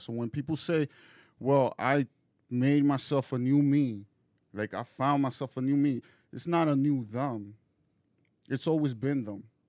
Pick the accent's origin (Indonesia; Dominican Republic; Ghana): Dominican Republic; moved away; I'm originally from Dominican Republic